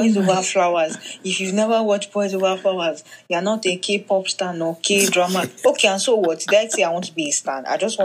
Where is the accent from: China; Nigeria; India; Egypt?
Nigeria; as a Nigerian